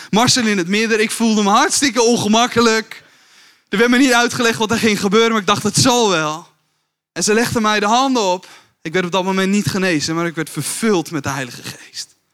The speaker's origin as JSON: {"language": "Dutch", "area": "Kuinre, in the Kuinder area", "region": "Flevoland", "country": "Netherlands", "tie": "born or raised there", "also_born_or_lived": "Emmeloord, Netherlands", "first_language": "Dutch", "moved": "as an adult", "lives_now": "Veenendaal, Netherlands", "said": "Geboren in Emmeloord. Getogen in Kuinderen in de Kunder"}